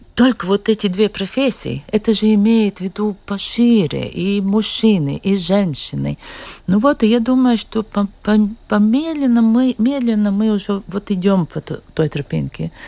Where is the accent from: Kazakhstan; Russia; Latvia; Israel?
Latvia; Liepāja; я сама из Лепой